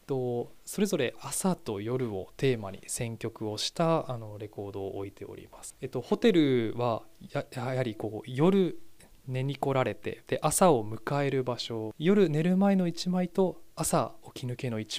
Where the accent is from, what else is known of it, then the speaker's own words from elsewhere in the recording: Izumiotsu, Osaka, Japan; now in Osaka, Japan; もともとは大阪の泉大津市の出身